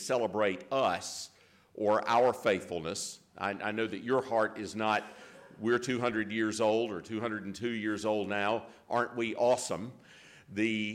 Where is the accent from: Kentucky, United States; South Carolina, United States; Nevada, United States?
South Carolina, United States; Greenville; now in Jackson, United States; I was born and reared in Greenville, in the county of Greenville in South Carolina